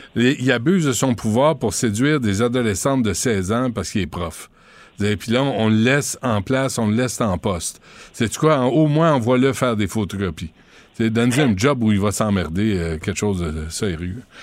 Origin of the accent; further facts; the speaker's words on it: Quebec, Canada; je suis québécois